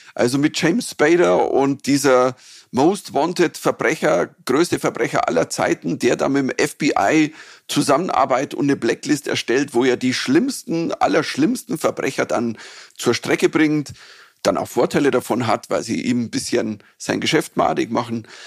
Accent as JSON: {"language": "German", "region": "Bavaria", "country": "Germany", "accent": "Bavarian"}